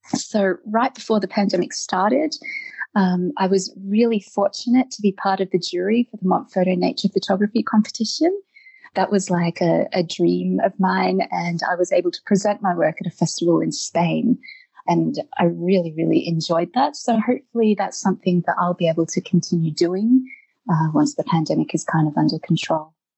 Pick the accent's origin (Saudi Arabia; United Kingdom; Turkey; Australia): Australia; Eltham, Victoria; moved away as an adult; also born or lived in Germany / Netherlands; now in Iceland; I'm originally from Australia, uh, where I lived in Eltham.